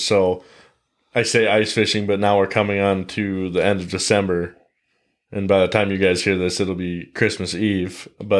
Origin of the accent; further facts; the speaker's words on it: Billings, Montana, United States; So I am a native Montanan. I was born in Billings, been living here my entire life, all 23 years of it.